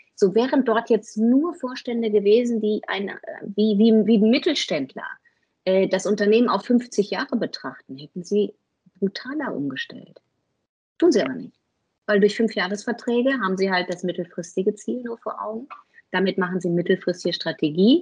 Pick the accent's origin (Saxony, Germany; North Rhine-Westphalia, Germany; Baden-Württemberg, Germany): North Rhine-Westphalia, Germany; bin ich Westfale, also relativ bodenständig